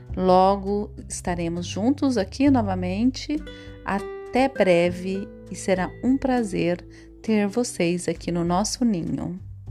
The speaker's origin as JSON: {"language": "Portuguese", "town": "Chapada dos Guimarães", "region": "Mato Grosso", "country": "Brazil", "tie": "born or raised there", "also_born_or_lived": "Perdilândia, Minas Gerais", "lives_now": "Cuiabá, Brazil", "said": "Aos quatro anos, fui levada para Chapada dos Guimarães, junto com a minha numerosa família"}